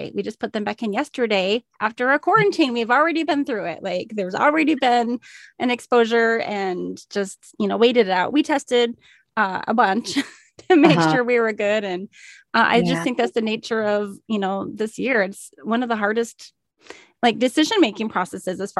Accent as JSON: {"language": "English", "region": "southeastern Minnesota", "country": "United States", "tie": "born or raised there", "said": "I grew up in southeastern Minnesota, not too far from there"}